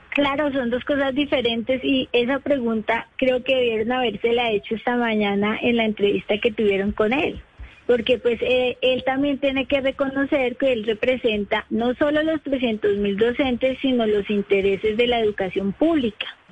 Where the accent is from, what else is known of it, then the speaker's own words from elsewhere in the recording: Bogotá, Colombia; yo soy de Bogotá